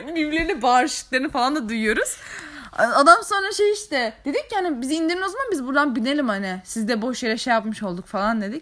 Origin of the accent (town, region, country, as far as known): Araklı, Trabzon, Turkey